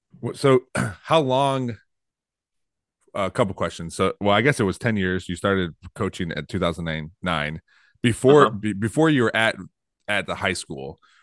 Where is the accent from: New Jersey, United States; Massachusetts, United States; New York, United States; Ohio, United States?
Ohio, United States; Toledo; also born or lived in Perrysburg, Ohio; I've been around this in Northwest Ohio my entire life. I grew up in Toledo and I moved to Perrysburg when I was a freshman. And then for a few years, I moved back to Toledo with my wife. And then we made our way back to Perrysburg. So I've only been here.